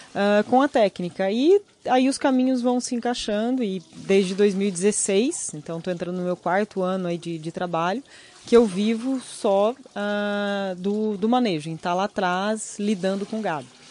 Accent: Rio Grande do Sul, Brazil; Eu nasci uhum. no Rio Grande do Sul, sou gaúcho com muito orgulho

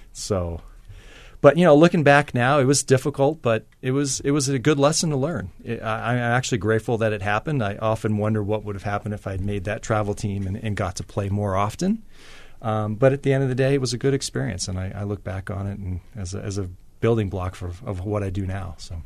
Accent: Maine, United States; moved away; growing up in Maine

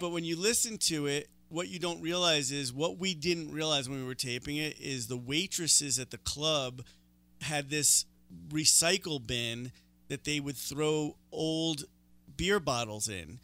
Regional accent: New York City, New York, United States; moved away as an adult; now in Denver, United States; I'm from New York

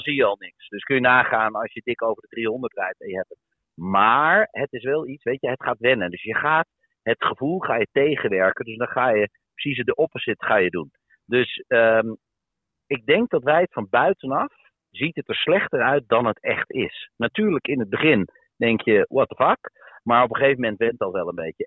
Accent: Netherlands; wij bedoel ik dan als Nederlanders

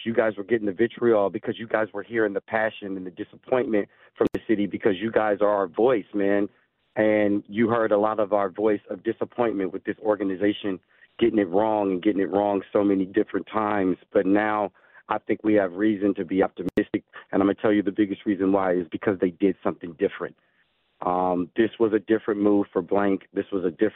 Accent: the South, United States; I'm from the South

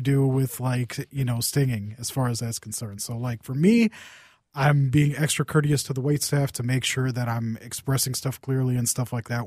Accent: Saint Paul, Minnesota, United States; I grew up in Saint Paul

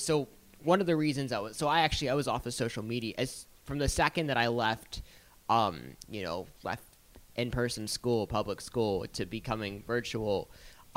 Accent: Pittsburgh, Pennsylvania, United States; I was born and raised in Pittsburgh. I'm proud. I'm proud Yinzer

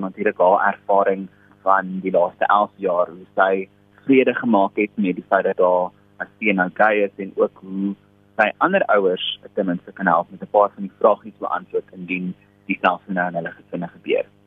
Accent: South Africa; ons ervarings as gay Afrikaanse Suid-Afrikaners

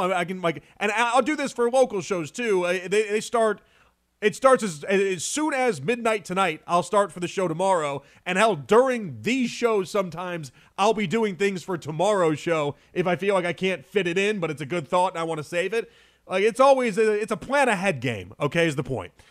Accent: Chicago, Illinois, United States; I grew up in Chicago in the time of John Shire

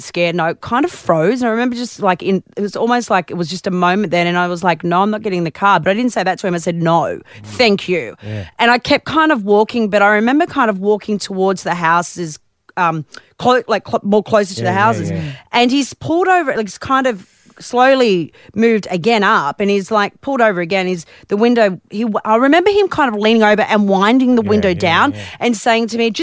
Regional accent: Newcastle, New South Wales, Australia; now in Melbourne, Australia; I grew up in Newcastle. I know all about the newy weather

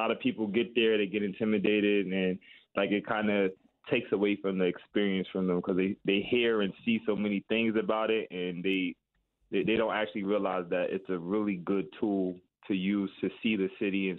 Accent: New York, United States; I'm from New York

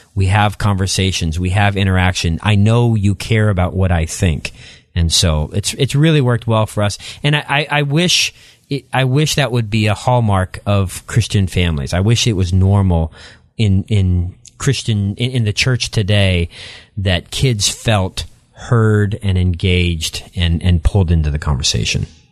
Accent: outside the Tri-Cities, Eastern Washington, United States; moved away as an adult; also born or lived in La Grande, Oregon; I grew up there, then moved across the state line to Eastern Washington and grew up in a small community, um, outside of the Tri-Cities in Eastern Washington

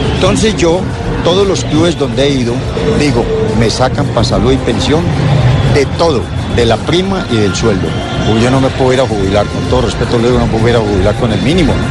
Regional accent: Manizales, Caldas, Colombia; moved away

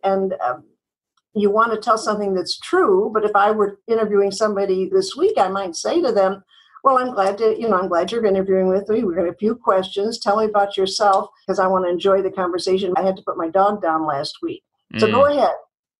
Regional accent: Chicago, Illinois, United States; now in California, United States; Well, I was born in Chicago. I had a very nice family life. I went to grammar school and high school in Chicago and went to work at WGN Television.

